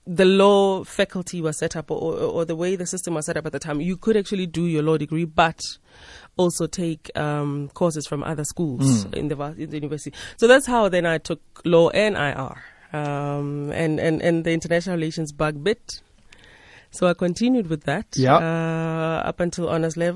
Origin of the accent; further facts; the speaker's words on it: Rustenburg, North West, South Africa; also born or lived in Mmabatho; I was born 38 years ago in Rustenburg, in the Northwest. Specifically in a little township called Tlhabane